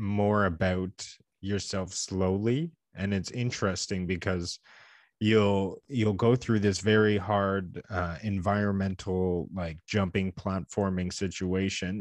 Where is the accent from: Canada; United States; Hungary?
Canada; we're two Canadian game enthusiasts